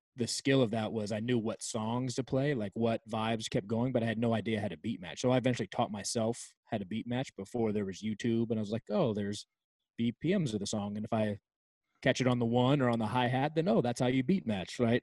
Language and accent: English; right outside Washington D.C., Virginia, United States; moved away as an adult; now in California, United States; I grew up in Virginia, right outside Washington D.C., and moved to California I think I turned 20 like a week later